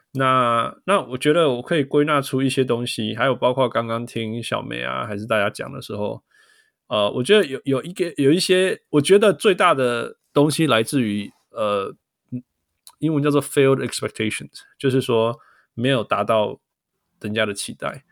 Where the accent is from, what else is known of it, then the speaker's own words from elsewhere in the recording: Taiwan; moved away; also born or lived in Canada; 我就是台湾跟加拿大长大